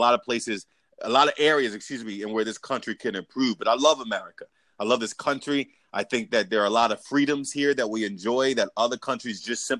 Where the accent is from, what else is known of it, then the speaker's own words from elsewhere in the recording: United States; I'm an American.